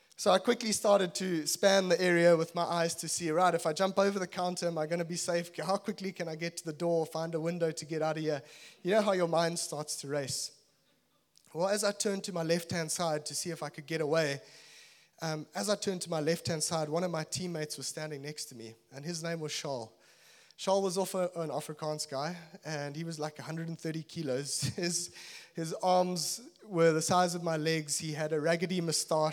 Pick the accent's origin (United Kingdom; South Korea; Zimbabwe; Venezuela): Zimbabwe; moved away; also born or lived in Natal, South Africa / Cape Town, South Africa; I'm originally from Zimbabwe